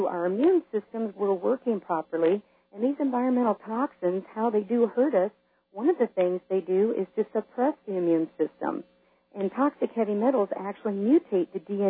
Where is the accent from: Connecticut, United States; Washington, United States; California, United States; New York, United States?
Washington, United States; Yakima; I'm originally from the Yakima area in Washington